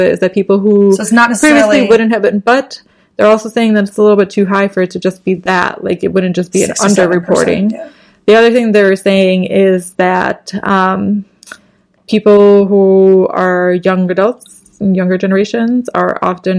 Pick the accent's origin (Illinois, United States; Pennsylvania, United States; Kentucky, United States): Illinois, United States; Chicago; we're from Chicago, which is obviously in Illinois